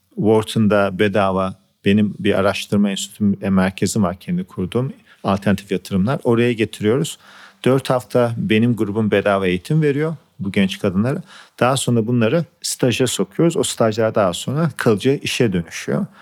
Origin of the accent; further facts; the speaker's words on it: Turkey; moved away as an adult; also born or lived in United States; Ben Türkiye'de doğdum büyüdüm. 24 yaşına gittim Amerika'ya.